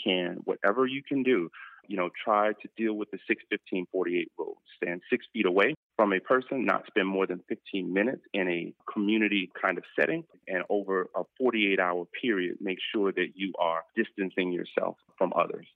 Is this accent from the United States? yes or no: yes; Miami, Florida, United States; I'm so proud of Miami Dade. Uh, you know, that's where I did my teaching in my hometown